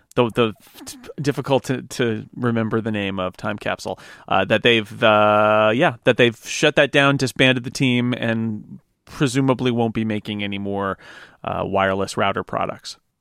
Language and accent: English; United States; as an American